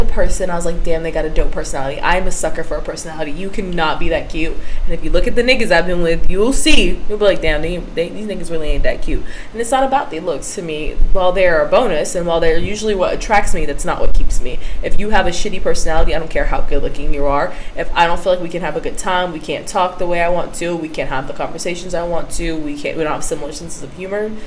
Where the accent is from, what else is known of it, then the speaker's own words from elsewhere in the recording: Florida, United States; I'm from Florida